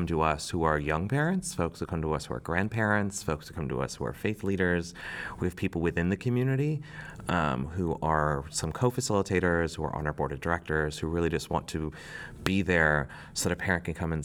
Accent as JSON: {"language": "English", "region": "Wisconsin", "country": "United States", "tie": "born or raised there", "moved": "as an adult", "lives_now": "Washington, D.C., United States", "said": "I am from the Midwest, from Wisconsin, and growing up a young gay boy in Wisconsin"}